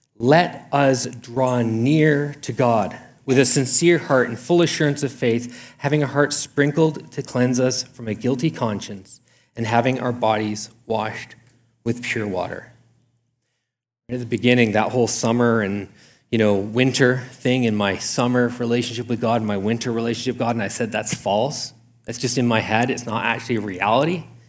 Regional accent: Canada; I'm a Canadian

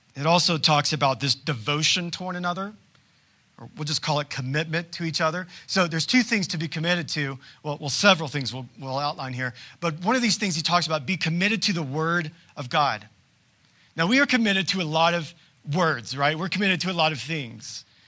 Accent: United States; as modern-day Americans

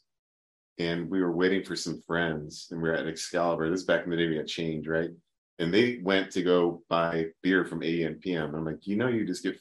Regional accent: United States; I'm American

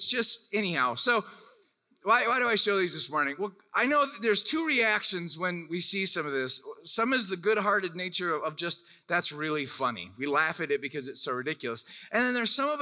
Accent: Orlando, Florida, United States; I'm from Orlando, Florida

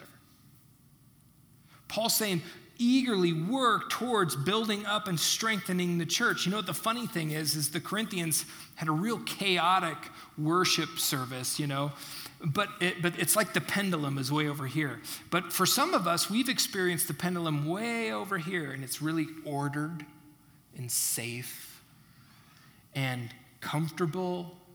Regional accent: United States; I'm an American

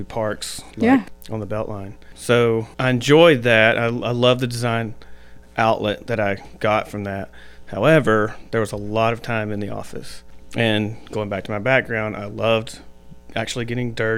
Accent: Chatsworth, Georgia, United States; I grew up in Chatsworth, right across the river, as we like to say

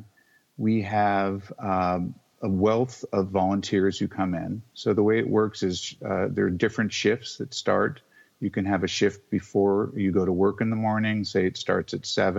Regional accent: Seattle, Washington, United States; moved away; also born or lived in Sag Harbor, New York; growing up in the Northwest, which is where I'm from, in Seattle.

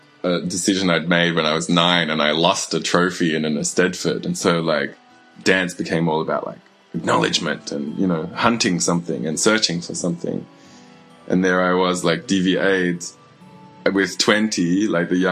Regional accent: Mackay, Queensland, Australia; I grew up in Mackay in Queensland

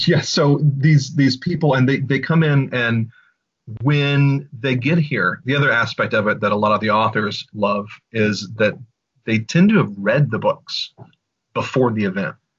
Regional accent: Louisiana, United States; I'm from Louisiana

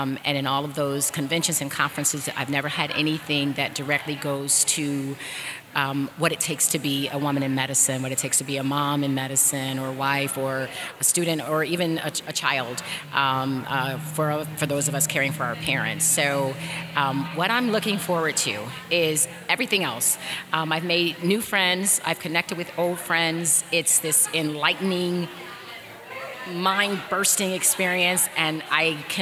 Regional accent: Detroit, Michigan, United States; now in Orlando, United States; I am presently from Orlando, Florida, but I have to say by way of Detroit, because that's home from my heart

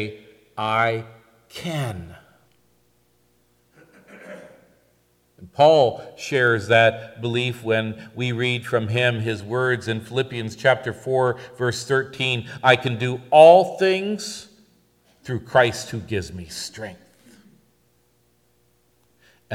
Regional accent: Northampton, Massachusetts, United States; I was born in Northampton, Massachusetts

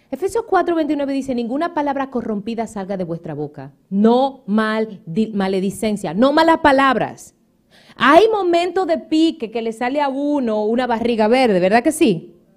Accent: Dominican Republic; also born or lived in Puerto Rico; now in United States; en mi país

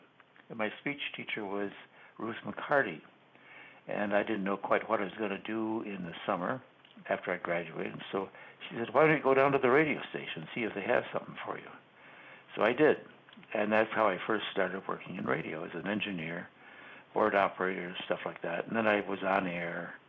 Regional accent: Madison, Wisconsin, United States; growing up in Madison, or outside of Madison, really, I did go to a two-room country school

